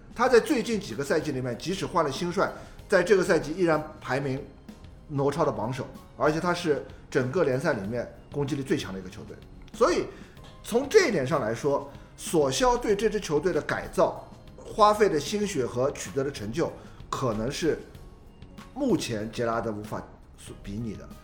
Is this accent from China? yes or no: yes; China; 我们中国人的说法